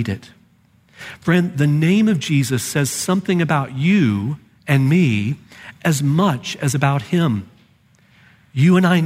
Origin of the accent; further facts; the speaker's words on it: Dallas, Texas, United States; growing up in Dallas